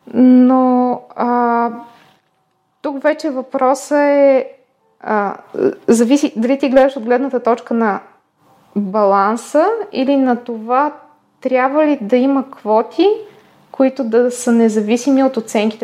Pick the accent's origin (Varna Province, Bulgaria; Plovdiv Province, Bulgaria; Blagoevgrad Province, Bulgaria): Plovdiv Province, Bulgaria; Plovdiv; когато си бяхме в Пловдив, тъй като аз съм от Пловдив, когато си бяхме в Пловдив, си спомням, че ходейки на детска градина и в първите години на училище